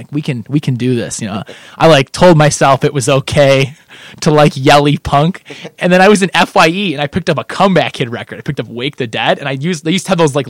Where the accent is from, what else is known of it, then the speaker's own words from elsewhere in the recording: Kendall, United States; So I played a lot of video games because there's nothing to do growing up in Kendall.